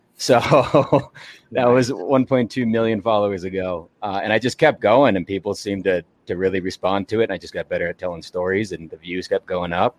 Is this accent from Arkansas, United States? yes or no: yes; Arkansas, United States; I'm from Arkansas, but my dad and stepdad are both from Illinois. So I grew up watching Chicago teams.